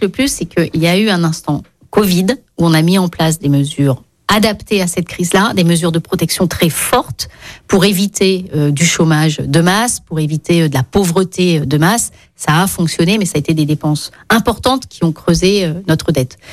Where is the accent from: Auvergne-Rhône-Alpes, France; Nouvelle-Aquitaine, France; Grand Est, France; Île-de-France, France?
Auvergne-Rhône-Alpes, France; Lyon; je suis lyonnaise